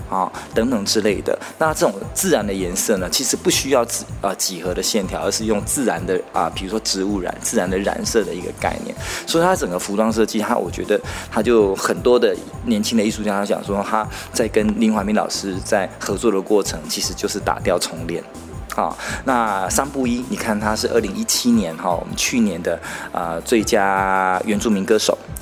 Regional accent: Pingtung County, Taiwan; 我们屏东人素养也很好

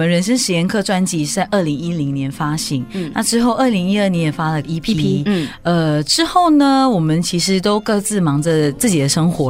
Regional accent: Malaysia; also born or lived in Johor Bahru; 我是马来西亚人

